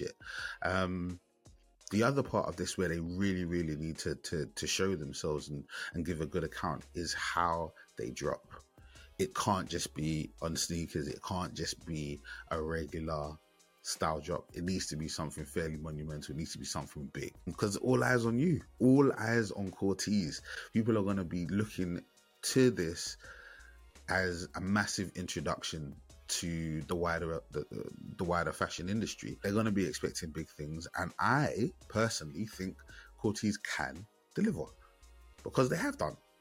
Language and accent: English; London, United Kingdom; That represents my ends, man. I'm from Bermondsey, Southeast London